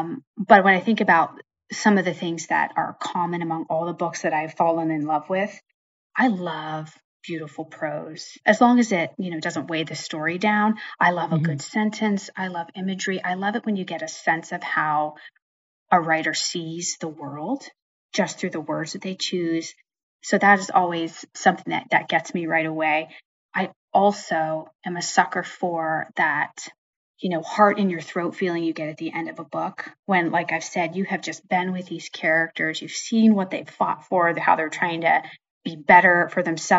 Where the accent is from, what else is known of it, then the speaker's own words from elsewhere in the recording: Pennsylvania, United States; now in New Jersey, United States; So I would start by saying I grew up in Western Pennsylvania, which is part of Northern Appalachia. A lot of my books, I guess all of my books now, are set there. So that's where I grew up.